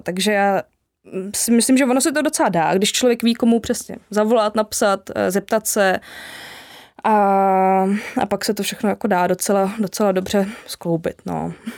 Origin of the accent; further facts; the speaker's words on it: Jihlava, Vysočina Region, Czechia; já pocházím z Jihlavy